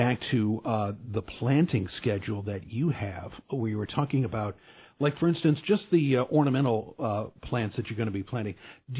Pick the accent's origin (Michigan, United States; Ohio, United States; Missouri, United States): Missouri, United States; St. Louis; I grew up in St. Louis